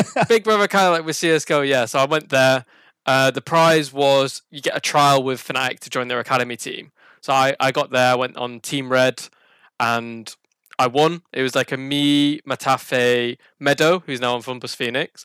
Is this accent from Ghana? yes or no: no; Burnley, North West England, United Kingdom; I'm from Burnley in uh, England. Not that many people have heard of it. It's a very small town uh, north of Manchester.